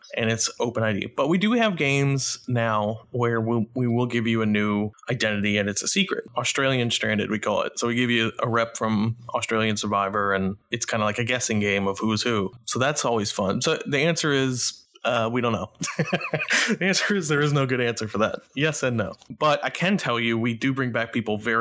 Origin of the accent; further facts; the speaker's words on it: Louisiana, United States; I'm from Louisiana